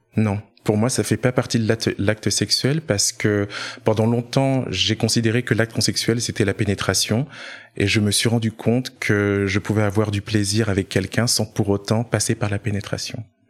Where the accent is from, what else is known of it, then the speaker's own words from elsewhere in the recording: Orléans, Centre-Val de Loire, France; moved away; je viens d'Orléans à la base